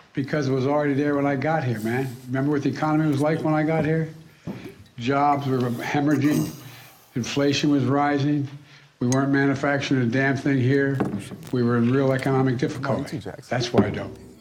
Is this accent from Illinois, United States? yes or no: no; California, United States; I'm a millennial from California